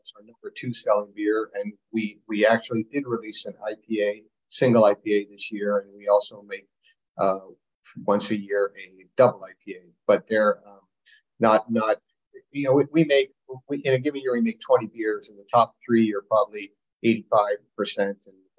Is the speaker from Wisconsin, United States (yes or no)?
yes; Wisconsin, United States; I said, "I'm from Wisconsin."